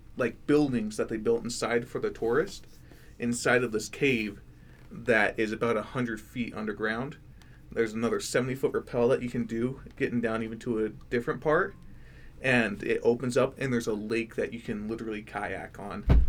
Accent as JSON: {"language": "English", "region": "Florida", "country": "United States", "moved": "yes", "lives_now": "Idaho, United States", "said": "I'm from Florida, so I'm used to the heat"}